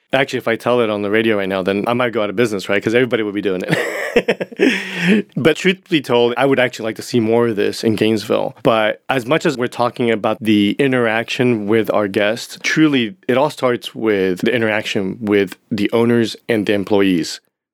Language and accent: English; Japan; also born or lived in Hong Kong; It was culturally, growing up in Japan and Hong Kong, my father and my mother, Asian parents, typically, they're not really into verbal affection